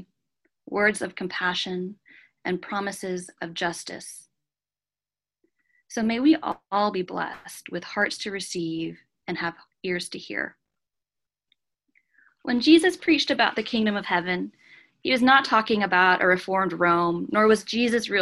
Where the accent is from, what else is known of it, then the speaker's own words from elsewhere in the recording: Japan; moved away as an adult; also born or lived in Canada; now in United States; I am a Canadian citizen with a Filipino mother, and I spent the first 18 years of my life in Japan. I came to America when I was 18